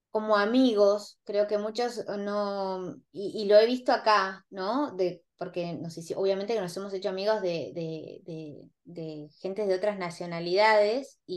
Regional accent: Argentina; mis clientes casi todos son argentinos e y mm, inversionistas y como buenos argentinos que todos sabemos todo

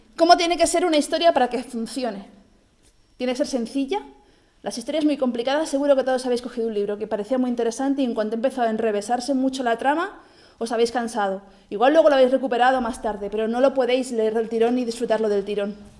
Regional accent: Barcelona, Catalonia, Spain; Yo, como que soy de Barcelona

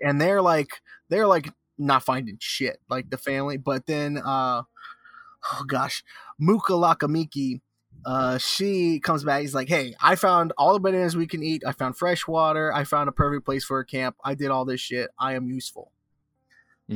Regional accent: Sarasota, Florida, United States; my hometown.

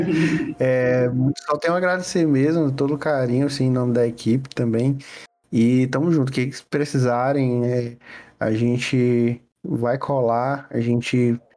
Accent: Piripiri, Piauí, Brazil; sou de Piripiri, eu sou do interior do Piauí.

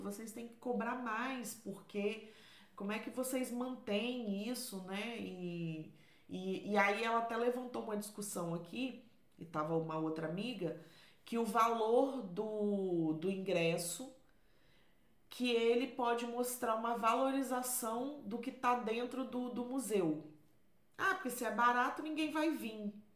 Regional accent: Vila Velha, Espírito Santo, Brazil; now in Portugal; eu sou de Vila Velha, lá no Espírito Santo

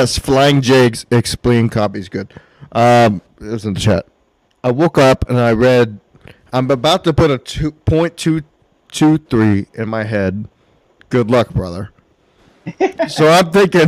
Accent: Texas, United States; I'm from Texas.

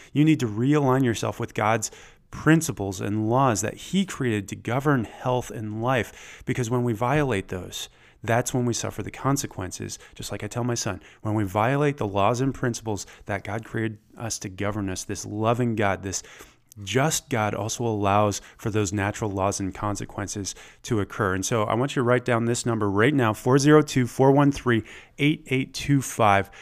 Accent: Michigan, United States; moved away as an adult; also born or lived in Atlanta, Georgia; I grew up in Michigan, but I spent about a decade in the South

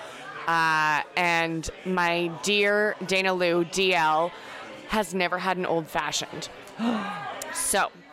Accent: Canada; I am Canadian

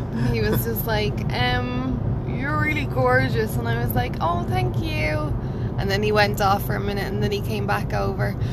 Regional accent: Ireland; I'm Irish, so we just say Jeep

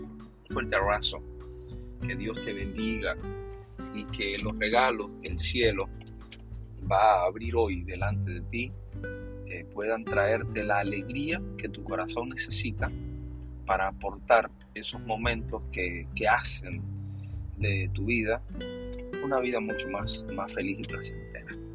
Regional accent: Potrerillo, Cuba; esa es mi niñez, esa es mi niñez en Cuba

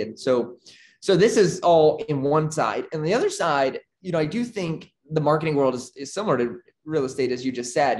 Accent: Arkansas, United States; moved away as an adult; now in Nicaragua; born and raised in Arkansas

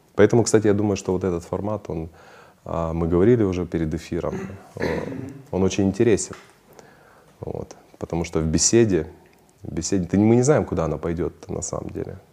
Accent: Ukraine; я украинец

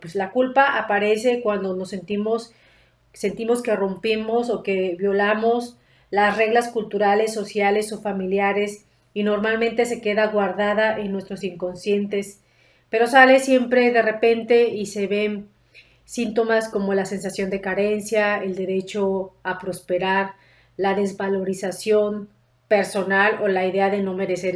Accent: Mexico; como mexicanos

